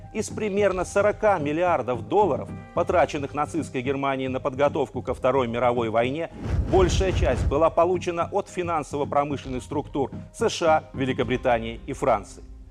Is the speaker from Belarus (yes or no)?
yes; Belarus; мы, белорусы – не вдруг откуда-то взялись в центре Европы